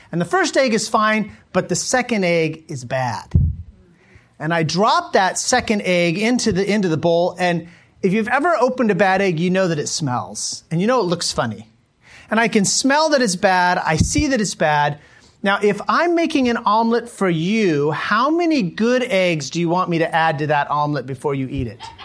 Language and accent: English; United States; moved away as an adult; also born or lived in Mongolia; I'm an American